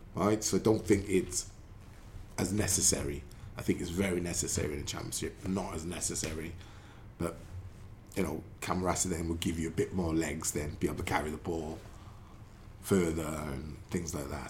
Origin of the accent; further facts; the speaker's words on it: Newport, Wales, United Kingdom; my childhood, growing up in England in Newport